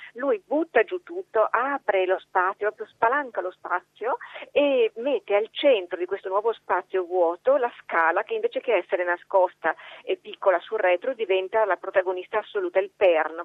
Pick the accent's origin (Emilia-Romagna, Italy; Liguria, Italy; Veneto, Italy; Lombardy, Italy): Veneto, Italy; Venice; io sono veneziana